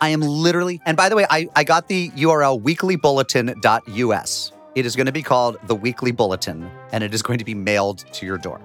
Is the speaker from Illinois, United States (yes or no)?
no; Springfield, Massachusetts, United States; I was growing up in Springfield, Massachusetts